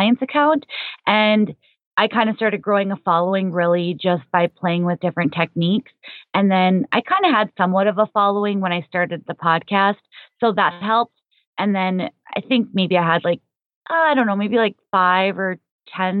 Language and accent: English; Minnesota, United States; moved away as an adult; also born or lived in South Florida; I'm initially from Minnesota